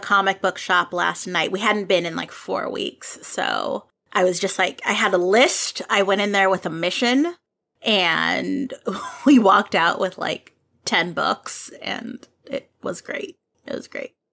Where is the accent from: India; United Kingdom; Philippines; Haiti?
Philippines; as a Filipino myself